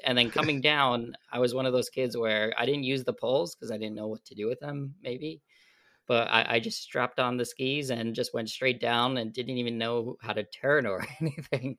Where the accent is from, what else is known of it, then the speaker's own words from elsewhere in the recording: upstate New York, United States; I grew up in the Northeast in New York specifically, and it was outside of the city. So we, we call it upstate New York.